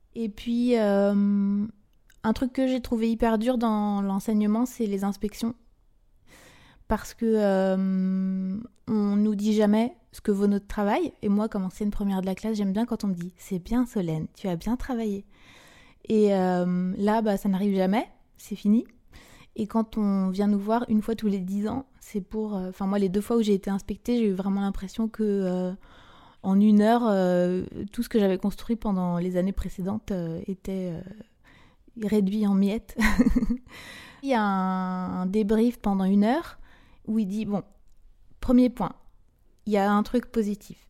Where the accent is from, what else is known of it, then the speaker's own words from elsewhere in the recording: Brittany, France; also born or lived in Côtes-d'Armor / Ille-et-Vilaine; j'ai grandi bah, euh, en Bretagne